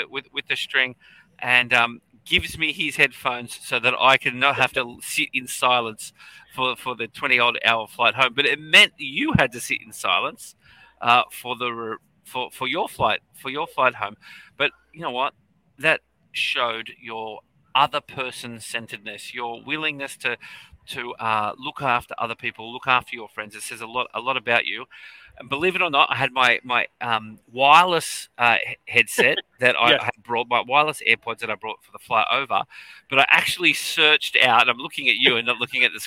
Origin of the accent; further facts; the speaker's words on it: Australia; also born or lived in New South Wales; I'm an educator from Australia, as you could probably tell from the accent.